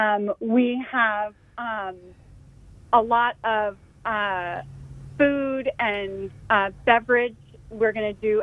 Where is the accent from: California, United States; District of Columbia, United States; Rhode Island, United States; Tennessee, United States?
California, United States; Carmel Valley; I grew up in Carmel Valley. And, in fact, my family moved here in the mid-70s because of Laguna Seca